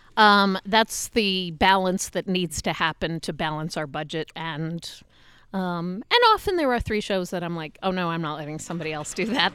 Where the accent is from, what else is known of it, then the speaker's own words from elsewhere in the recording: New York City, New York, United States; moved away as an adult; now in Utah, United States; I grew up in New York. I always lived in New York.